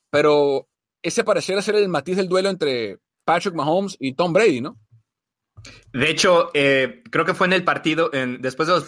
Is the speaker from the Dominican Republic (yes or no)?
no; Argentina; sí, somos argentinos, nos queremos, somos amigos.